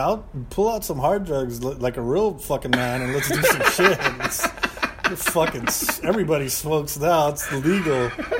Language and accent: English; Monterey Park, California, United States; also born or lived in East Los Angeles; we Monterey Park, East LA, San Gabriel Valley.